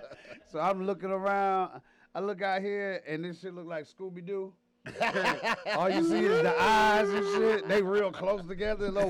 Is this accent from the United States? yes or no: yes; Detroit, Michigan, United States; moved away as an adult; now in Atlanta, United States; I was born and raised in Detroit, Michigan. I've been in Atlanta for the last 25 years